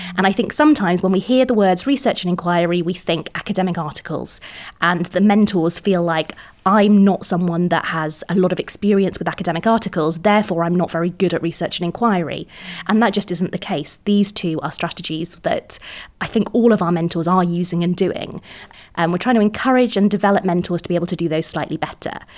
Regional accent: Cardiff, Wales, United Kingdom; moved away as an adult; also born or lived in England; I'm from Cardiff originally, so we've m-, we've moved back

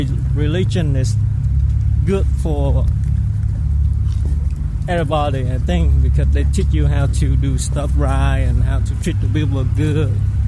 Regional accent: Vietnam; English is a second language; moved away

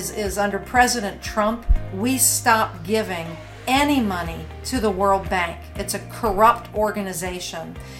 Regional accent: United States; we as American citizens

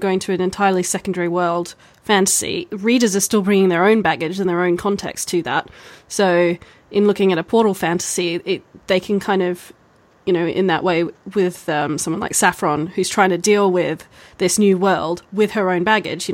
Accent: Australia; moved away as an adult; also born or lived in Texas, United States; now in United Kingdom; I'm an Australian

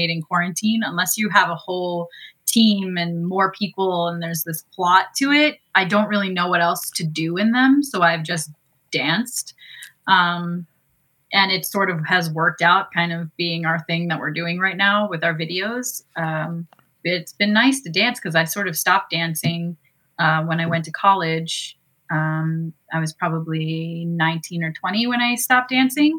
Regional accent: Downingtown, Pennsylvania, United States; I grew up in a town called Downingtown is the place I went to high school

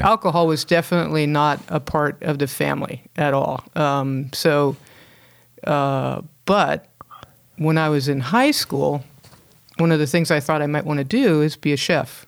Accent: Hermosa Beach, California, United States; moved away; I grew up in Hermosa Beach, uh, back in the, you know, the sixties and, uh, early seventies

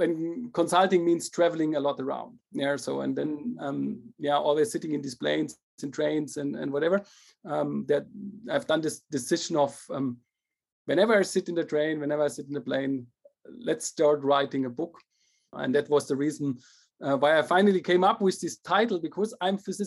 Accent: Germany; also born or lived in Paris / Shanghai / St. Gallen; Started at HFU in Germany. That's a German university near my hometown

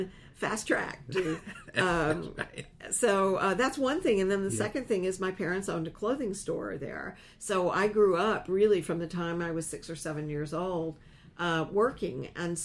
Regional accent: Lenoir, North Carolina, United States; moved away; it might have come from my hometown.

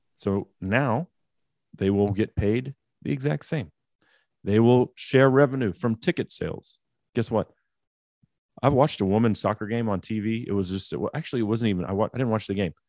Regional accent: United States; I'm an American

